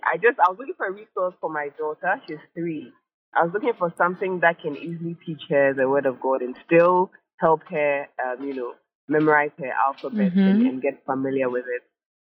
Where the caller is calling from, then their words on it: Accra, Greater Accra, Ghana; I'm calling from North Legon.